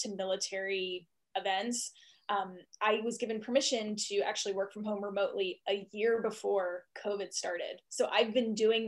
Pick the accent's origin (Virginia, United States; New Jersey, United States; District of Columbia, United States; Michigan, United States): District of Columbia, United States; Washington; moved away as an adult; also born or lived in Austin, Texas / Seattle; now in Wylie, United States; I'm actually from East Coast, Washington, D.C. area.